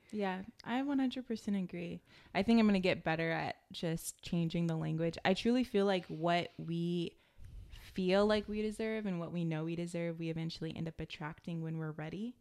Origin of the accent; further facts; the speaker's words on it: United States; growing up in America